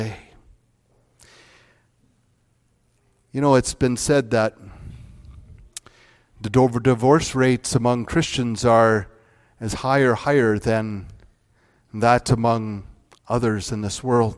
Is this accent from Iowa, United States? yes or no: yes; Northwest Iowa, United States; moved away as an adult; also born or lived in Grand Rapids, Michigan; I grew up in Northwest Iowa